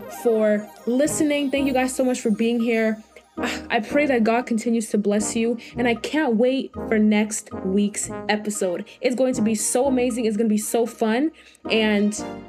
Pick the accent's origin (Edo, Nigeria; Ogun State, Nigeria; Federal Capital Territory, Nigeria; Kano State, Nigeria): Edo, Nigeria; Benin City; I am from Nigeria. I was born in Nigeria, Benin